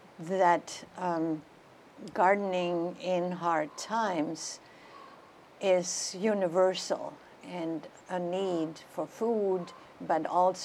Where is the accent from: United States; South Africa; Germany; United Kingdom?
Germany; I was born in 1941.